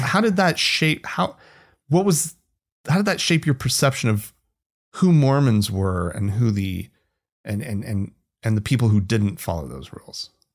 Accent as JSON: {"language": "English", "region": "rural Oklahoma", "country": "United States", "tie": "born or raised there", "moved": "yes", "lives_now": "Salt Lake City, United States", "said": "I grew up outside of Utah, um, and, uh, namely you know, rural Oklahoma"}